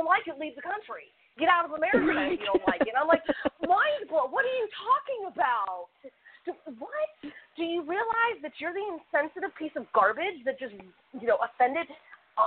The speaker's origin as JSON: {"language": "English", "country": "United States", "said": "we're Americans"}